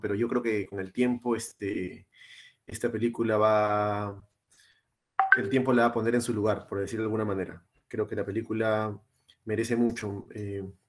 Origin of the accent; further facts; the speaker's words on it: Lima, Peru; now in Australia; somos los tres de Lima